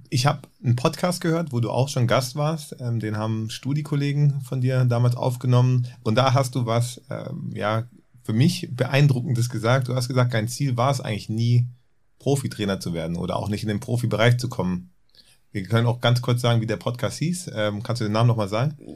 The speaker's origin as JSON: {"language": "German", "town": "Freiburg", "region": "Baden-Württemberg", "country": "Germany", "tie": "born or raised there", "said": "Freiburg, weil es meine Heimat ist."}